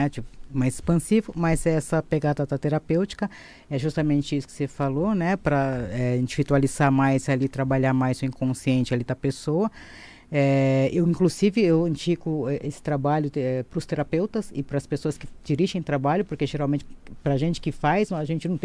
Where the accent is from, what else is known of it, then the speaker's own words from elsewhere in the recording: São Paulo, Brazil; sou de São Paulo, tá?